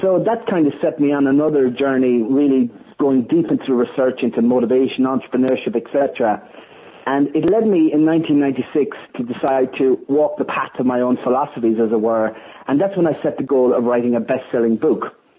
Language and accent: English; Ireland; being an Irish person